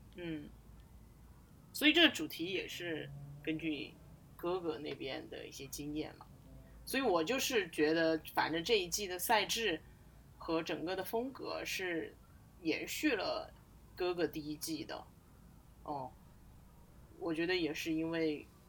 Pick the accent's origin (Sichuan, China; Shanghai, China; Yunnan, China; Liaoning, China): Sichuan, China; 我们这种四川盆地里出来的人